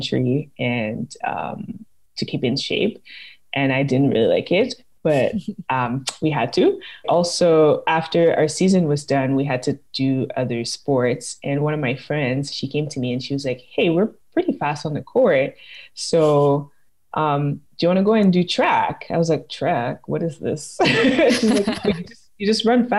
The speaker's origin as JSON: {"language": "English", "region": "Quebec", "country": "Canada", "said": "I'm originally from Quebec and it's still my home province"}